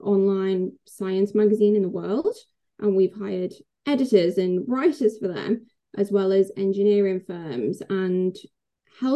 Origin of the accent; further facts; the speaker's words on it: England, United Kingdom; I'm English